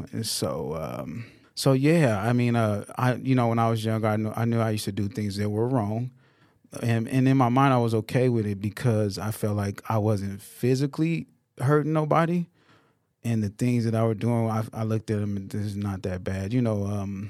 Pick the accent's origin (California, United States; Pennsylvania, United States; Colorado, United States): Colorado, United States; Denver; I have an older brother and sister, so it's five of us. And we grew up in the Denver area.